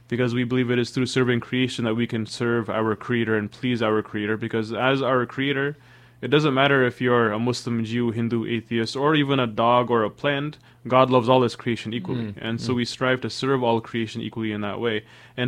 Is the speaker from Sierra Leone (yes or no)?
yes; Sierra Leone; born there; You know, I was born in West Africa, Sierra Leone.